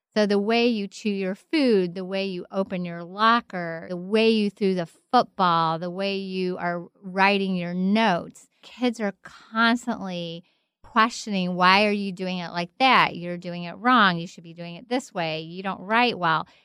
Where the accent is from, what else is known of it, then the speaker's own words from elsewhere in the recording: Kentucky, United States; I'm from Kentucky. I grew up in a very sheltered home